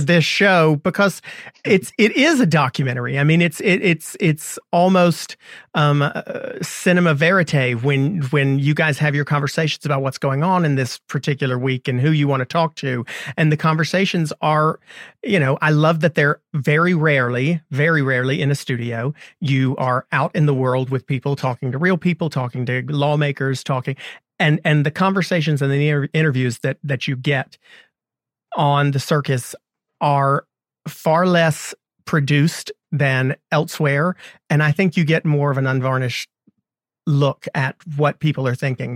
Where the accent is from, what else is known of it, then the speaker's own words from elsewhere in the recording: North Carolina, United States; my home state, North Carolina